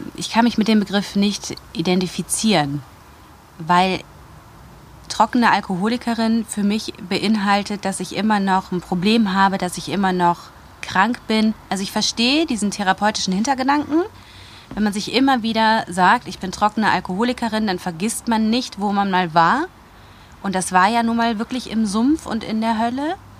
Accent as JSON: {"language": "German", "town": "Wuppertal", "region": "North Rhine-Westphalia", "country": "Germany", "also_born_or_lived": "Munich", "moved": "as an adult", "lives_now": "Rosenheim, Germany", "said": "Ursprünglich komme ich aus Wuppertal"}